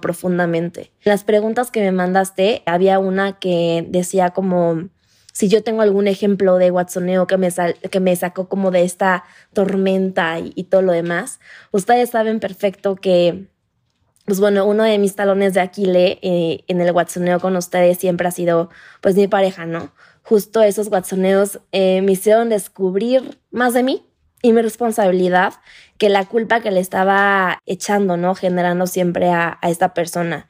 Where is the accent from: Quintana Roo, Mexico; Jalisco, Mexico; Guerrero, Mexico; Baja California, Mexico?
Quintana Roo, Mexico; Playa del Carmen; now in Mexico City, Mexico; yo soy de Playa del Carmen, entonces yo hoy vivo en Ciudad de México